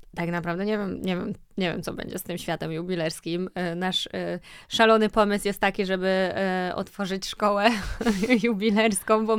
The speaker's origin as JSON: {"language": "Polish", "town": "Łódź", "region": "Łódź Voivodeship", "country": "Poland", "tie": "born or raised there", "said": "wychowałam się w takim domu mhm. e, w centrum miasta w Łodzi"}